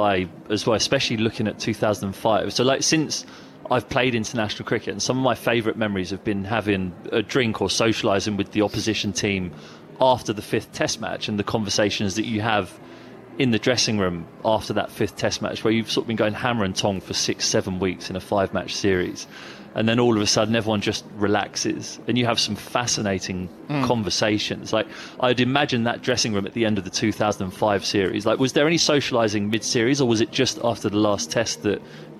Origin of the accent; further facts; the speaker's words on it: England, United Kingdom; I had a slight mild fake Cockney twang, and I said … from England